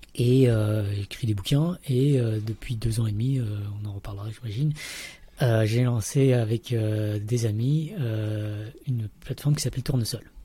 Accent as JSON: {"language": "French", "area": "Paris region", "region": "Île-de-France", "country": "France", "tie": "born or raised there", "also_born_or_lived": "Vietnam / Montreal, Canada / Lausanne, Switzerland", "moved": "as an adult", "said": "je suis né au Vietnam, mais j'ai grandi en région parisienne"}